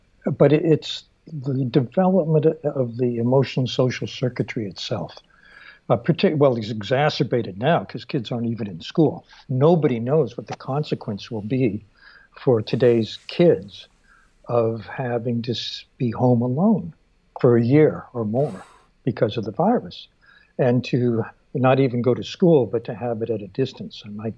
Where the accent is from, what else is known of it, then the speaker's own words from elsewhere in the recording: Stockton, California, United States; I grew up in Stockton.